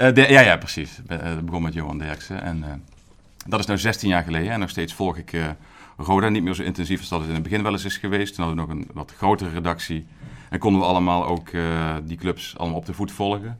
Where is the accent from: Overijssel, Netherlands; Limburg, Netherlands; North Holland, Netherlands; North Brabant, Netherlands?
Limburg, Netherlands; Horst aan de Maas; ik kom uit Limburg, Noord-Limburg ben ik geboren.